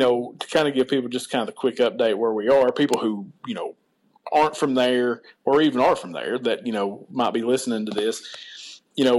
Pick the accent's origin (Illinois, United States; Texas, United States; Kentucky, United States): Kentucky, United States; Martin County; my hometown made me successful. The right. people of Martin County always did business with me